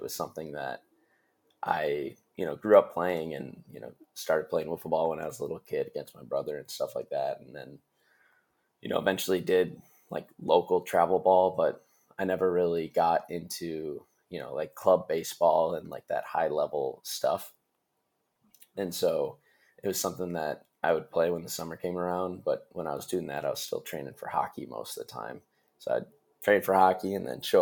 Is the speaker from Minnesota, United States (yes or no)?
yes; Stillwater, Minnesota, United States; also born or lived in San Francisco; I'm from Minnesota, Stillwater, Minnesota